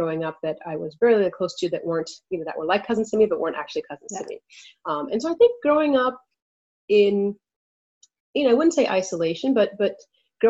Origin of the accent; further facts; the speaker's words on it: Pittsburgh, Pennsylvania, United States; also born or lived in Nigeria; I spent most of my life in of course, Pittsburgh and in this country.